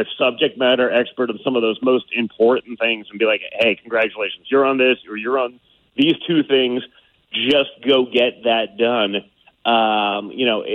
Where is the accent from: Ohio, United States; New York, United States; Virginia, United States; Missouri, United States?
New York, United States; I'm from New York too